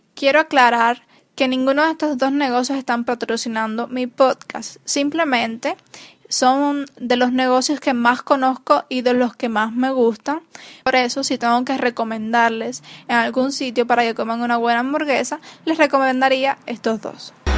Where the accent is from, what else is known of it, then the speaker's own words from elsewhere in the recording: Cuba; los cubanos estamos muy acostumbrados